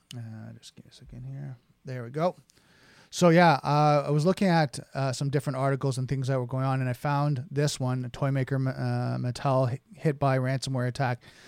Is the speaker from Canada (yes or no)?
yes; Canada; being a Canadian and, you know, the little brother from the north